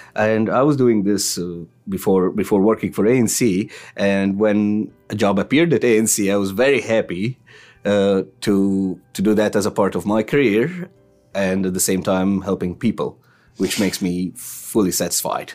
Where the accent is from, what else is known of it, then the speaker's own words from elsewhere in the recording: Egypt; moved away as an adult; now in St. John's, Canada; I'm from Egypt originally